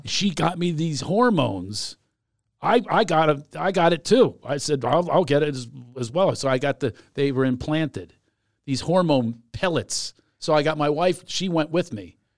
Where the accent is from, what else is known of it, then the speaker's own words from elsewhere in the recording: Philadelphia, Pennsylvania, United States; moved away; also born or lived in Southern California; I grew up in Philadelphia